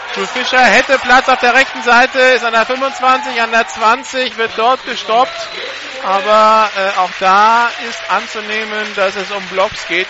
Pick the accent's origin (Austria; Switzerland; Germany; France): France; ich bin ja Franzose